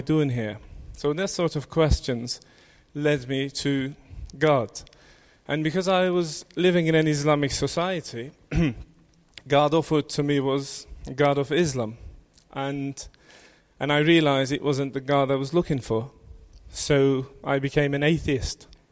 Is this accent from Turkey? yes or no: yes; Turkey; I was born in Turkey